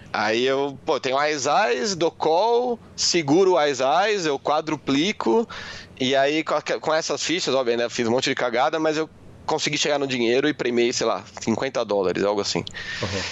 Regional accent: Guarulhos, São Paulo, Brazil; eu cresci em Guarulhos, né? Eu nasci em São Paulo, vim, vim para Guarulhos quando era muito pequeno

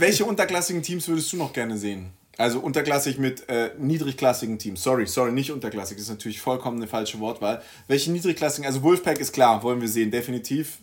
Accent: Villingen-Schwenningen, Baden-Württemberg, Germany; Villingen-Schwenning. Mhm. Ähm, meine Heimatstadt komme ich her

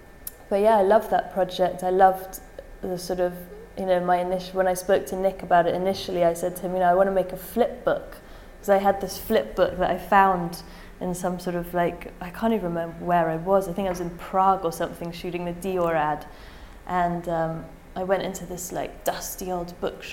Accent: England, United Kingdom; being English

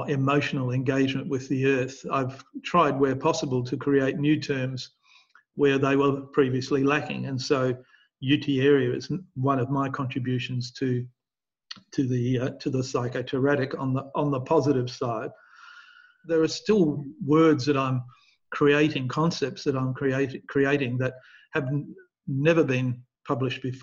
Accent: Perth, Western Australia, Australia; I grew up in Perth in Western Australia

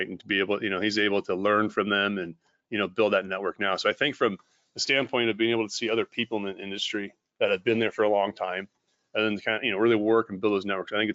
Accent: California, United States; I'm from California.

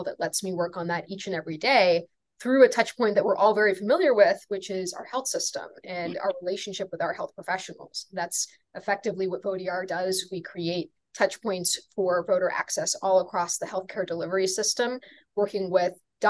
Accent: Atlanta, Georgia, United States; I was in Atlanta, Georgia, my hometown.

